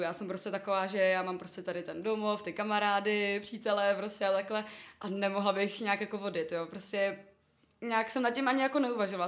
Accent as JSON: {"language": "Czech", "region": "Prague", "country": "Czechia", "said": "jsem z Prahy."}